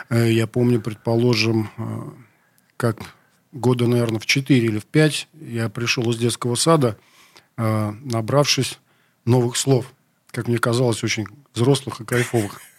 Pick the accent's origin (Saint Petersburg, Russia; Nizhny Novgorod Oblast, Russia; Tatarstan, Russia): Saint Petersburg, Russia; Я только знаю, что я родился в городе Ленинграде. Не очень мне нравилось почему-то это название, не нравится до сих пор. Как-то Питер мне роднее. Вот. Родился я в центре, на э, Октябрьский район, это получается.